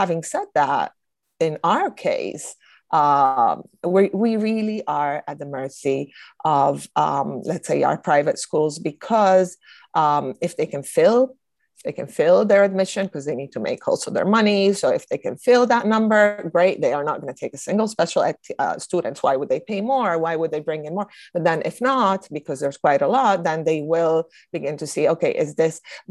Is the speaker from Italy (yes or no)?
yes; Italy; moved away; I know growing up in Italy